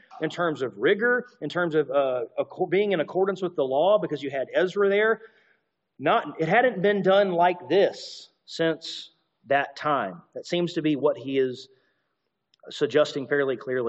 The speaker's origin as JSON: {"language": "English", "region": "Alabama", "country": "United States", "tie": "born or raised there", "said": "I grew up in Alabama"}